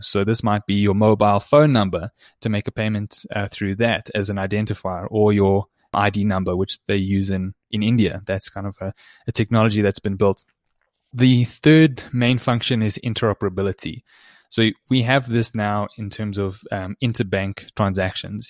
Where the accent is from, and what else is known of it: South Africa